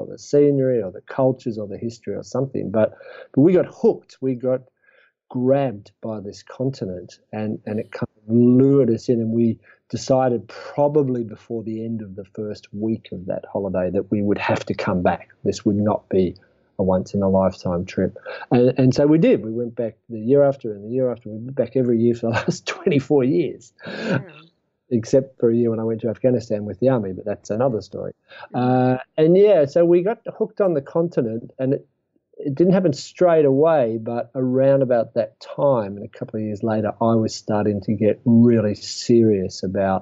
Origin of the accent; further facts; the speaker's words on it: Australia; being an Australian who spends a lot of time in Africa